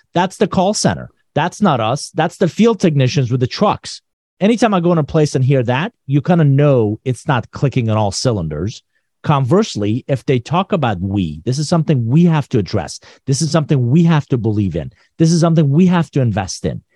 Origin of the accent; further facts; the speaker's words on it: Iran; moved away; I'm originally from Iran.